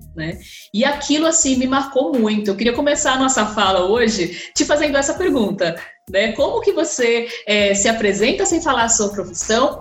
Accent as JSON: {"language": "Portuguese", "region": "São Paulo", "country": "Brazil", "also_born_or_lived": "Rio Grande do Norte", "said": "Eu, como paulista, potiguar também, né? Sou potiguar de coração"}